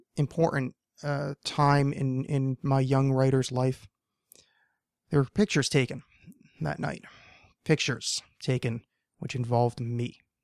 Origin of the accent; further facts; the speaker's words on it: New Jersey, United States; I'm from New Jersey